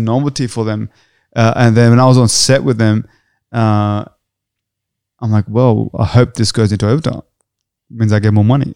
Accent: Australia; we're Australian

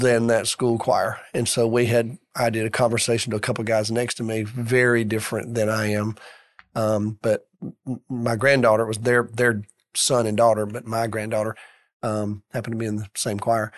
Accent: Birmingham, Alabama, United States; I grew up in Birmingham, went to college in Birmingham

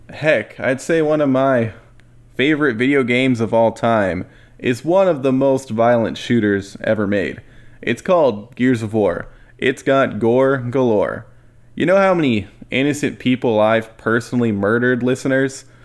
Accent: United States; I'm saying that as an American

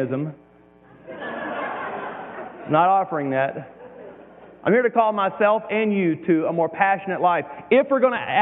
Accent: Deep South, United States; moved away; I came from the Deep South

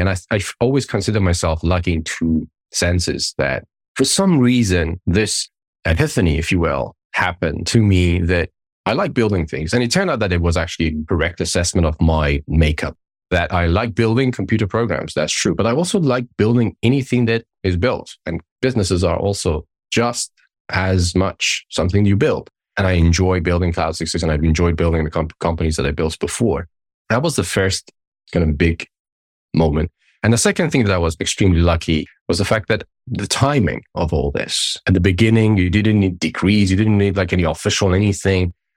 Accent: Tehran, Tehran Province, Iran; moved away as an adult; I grew up in the Middle East, in Iran, up until, like, my twenties

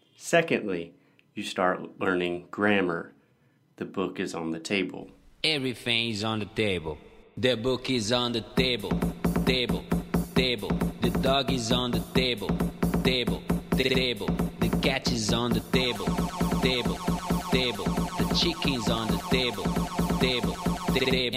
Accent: United States; born or raised there; moved away

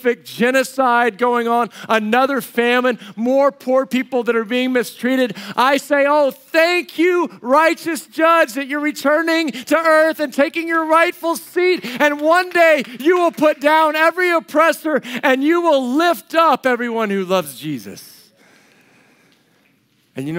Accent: United States; also born or lived in Colorado / New Mexico; growing up in Colorado or New Mexico.

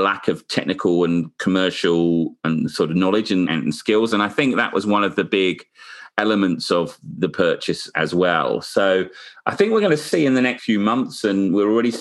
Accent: United Kingdom; being a Brit

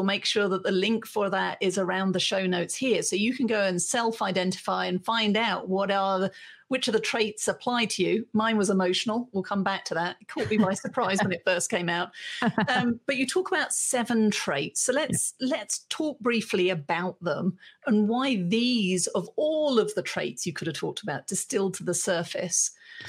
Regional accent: United Kingdom; And as a British woman, I can tell you, I can be all of those things internally.

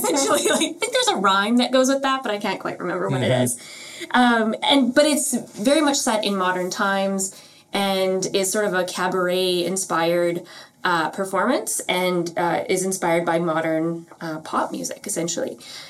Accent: Winnipeg, Manitoba, Canada; she's from Winnipeg, which is, you know, my hometown.

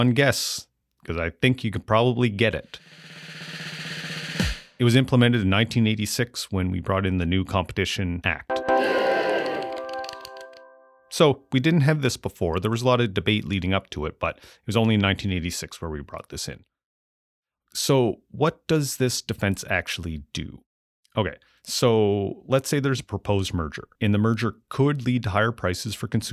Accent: Amherst, Nova Scotia, Canada; moved away; growing up and then moving back to Amherst, Nova Scotia, where I run my business currently.

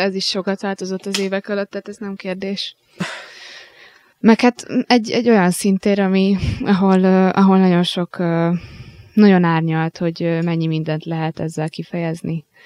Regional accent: Hungary; itt vagyunk magyarok

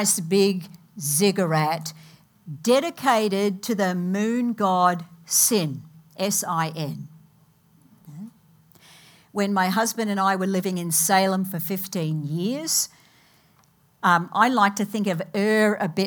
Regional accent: Australia; moved away as an adult; now in United States; I came from Australia about 30 years ago, actually, this August. I have things in my Australian culture that do not leave me.

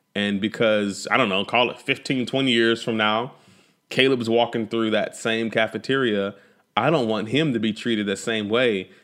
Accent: Fort Worth, Texas, United States; also born or lived in Amarillo, Texas; when we relocated from Amarillo, Texas to, uh, the Fort Worth, Dallas, Fort Worth area

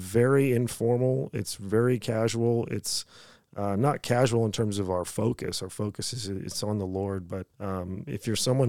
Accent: United States; moved away as an adult; now in Australia

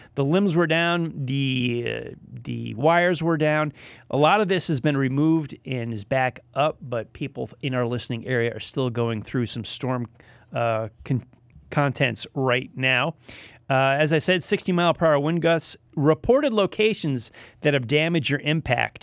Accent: Northeast, United States; moved away; I'm from the Northeast myself

